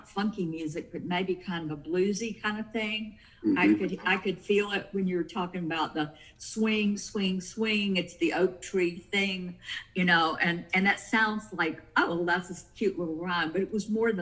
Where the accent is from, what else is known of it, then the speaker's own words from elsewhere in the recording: the South, United States; I'm from the South